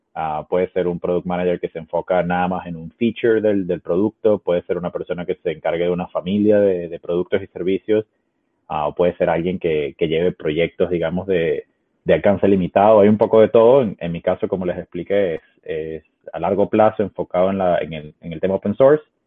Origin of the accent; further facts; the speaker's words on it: Caracas, Capital District, Venezuela; also born or lived in Ecuador; now in Seattle, United States; soy originalmente de Caracas, de Venezuela, viví en, Ecuador por varios años ah, y ahora vivo en Estados Unidos